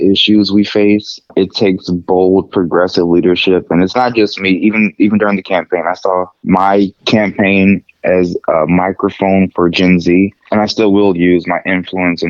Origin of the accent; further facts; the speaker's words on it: Brentwood, Missouri, United States; also born or lived in Warrensburg, Missouri; I'm a skinny 25-year-old black kid from the suburbs of St. Louis. I grew up in Brentwood